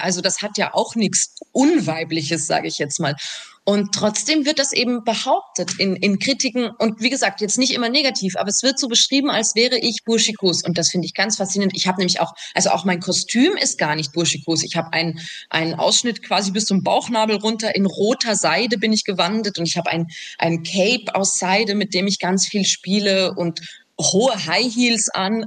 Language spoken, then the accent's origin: German; Salzburg, Austria; ich komme aus Salzburg